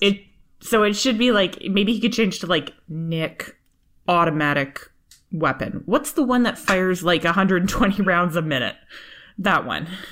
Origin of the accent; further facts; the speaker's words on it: Canada; we're both from Canada and everybody knows each other in Canada. You know, like, I know every single person that lives here.